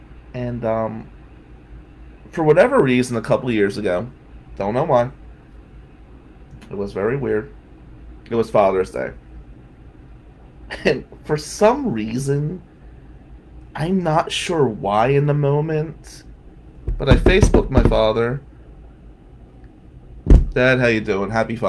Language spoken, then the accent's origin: English; New Jersey, United States; now in Michigan, United States; And it reminds me of 2004 when I came from Jersey to Michigan.